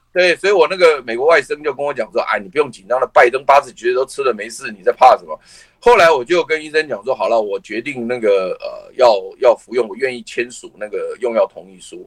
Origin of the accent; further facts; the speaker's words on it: Taiwan; 我们台湾人